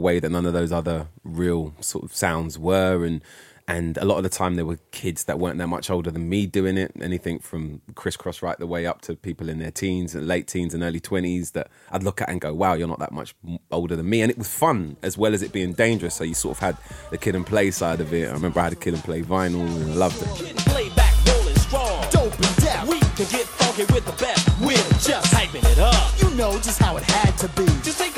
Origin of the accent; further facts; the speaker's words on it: London, United Kingdom; I grew up in Holloway, and at the time, we didn't have a lot.